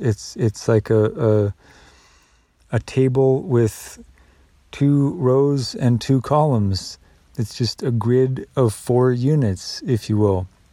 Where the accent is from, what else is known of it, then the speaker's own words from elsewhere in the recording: United States; I'm still an American